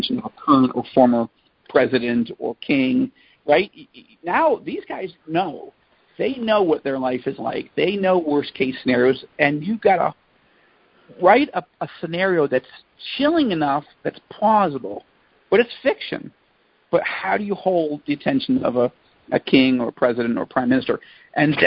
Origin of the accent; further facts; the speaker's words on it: Jerusalem, Jerusalem District, Israel; my hometown of Jerusalem